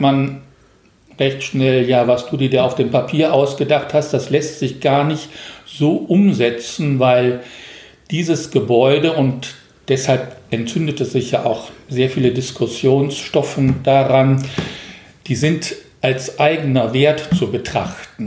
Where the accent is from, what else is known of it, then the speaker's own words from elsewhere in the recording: Rhineland, Germany; moved away as an adult; now in Korbach, Germany; Ich komme ja aus dem Rheinland